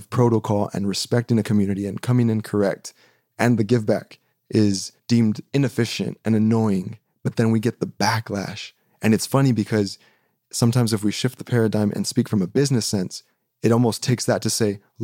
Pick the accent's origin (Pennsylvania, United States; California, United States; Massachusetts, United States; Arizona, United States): Arizona, United States; Phoenix; I grew up in West Phoenix